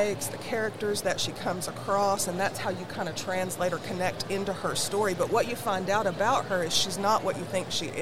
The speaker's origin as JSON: {"language": "English", "region": "Southeast Kentucky", "country": "United States", "said": "where I'm from specifically is Southeast Kentucky, so not too far from here"}